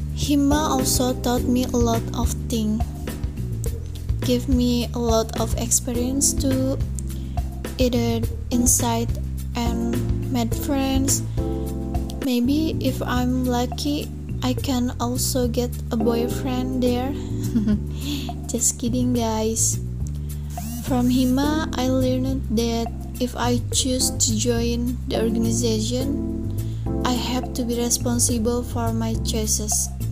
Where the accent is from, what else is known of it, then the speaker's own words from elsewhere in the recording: Bekasi, West Java, Indonesia; I was born in Bekasi, September 2002